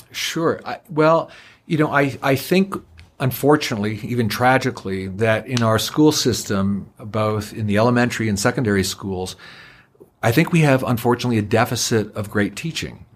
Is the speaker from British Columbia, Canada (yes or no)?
no; Niagara Falls, Ontario, Canada; I was born and raised in the honeymoon capital of the world, Niagara Falls